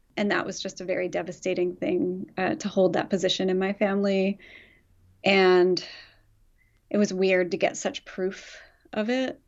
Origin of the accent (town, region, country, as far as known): Philadelphia suburbs, Pennsylvania, United States; born or raised there; moved away as an adult; also born or lived in Chicago